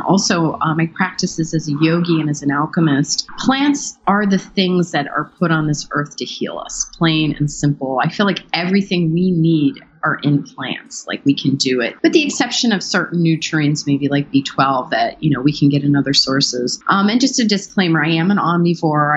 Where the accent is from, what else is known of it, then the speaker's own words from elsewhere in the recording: Pittsburgh, Pennsylvania, United States; I grew up in Pittsburgh from a Hungarian family